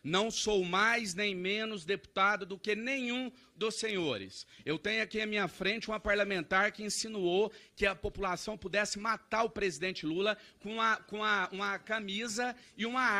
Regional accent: Minas Gerais, Brazil; Venho de Minas Gerais, assim como o deputado Nicolas Ferreira.

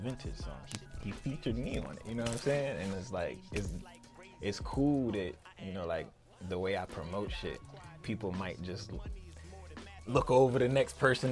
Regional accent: Newport News, Virginia, United States; moved away as an adult; now in Richmond, United States; I'm from Newport News. I graduated high school in 2003.

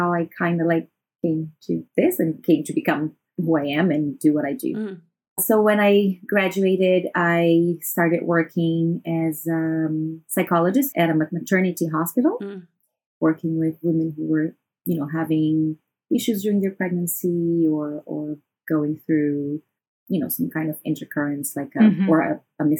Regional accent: Brazil; moved away as an adult; now in Shanghai, China; I am from Brazil and I've been living in China for the past 7 years in Shanghai

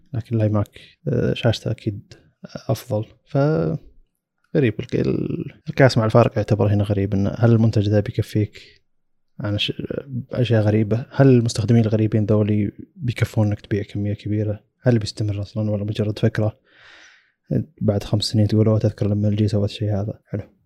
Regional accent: Saudi Arabia; عندنا في السعودية

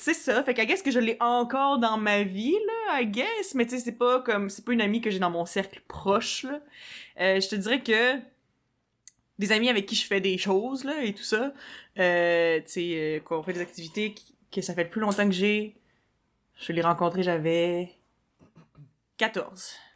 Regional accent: Quebec City, Quebec, Canada; moved away as an adult; also born or lived in Montreal; je suis partie de Québec, j'avais comme 19, puis je venais juste de finir le cégep

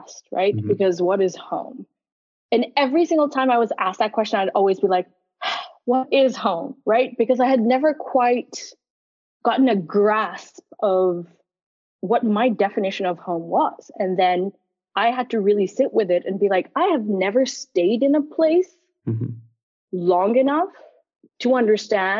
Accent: Geneva, Switzerland; moved away; also born or lived in Karachi, Pakistan / London, United Kingdom / Dublin, Ireland; I left when I was 9 years old and moved to Geneva, Switzerland. And Geneva has been home turf since then.

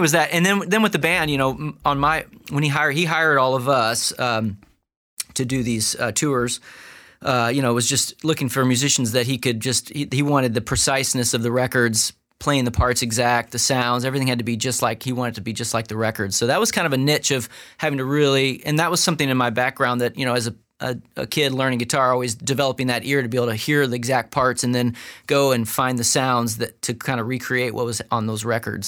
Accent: St. Louis, Missouri, United States; also born or lived in Los Angeles; now in Nashville, United States; Our roots are Midwest, so I grew up in Saint Louis, my wife's from Illinois

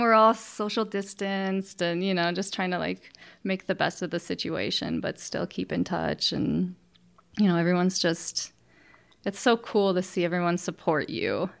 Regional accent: Freeport, Illinois, United States; now in Cheyenne, United States; I'm from Freeport, Illinois, which is a small town in, uh, northwest Illinois.

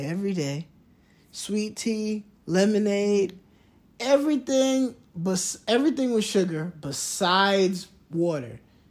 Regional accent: New York, United States; moved away; growing up in New York, and it's cold

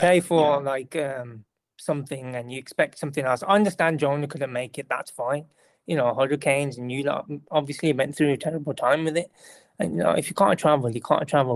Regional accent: United Kingdom; I'm British person

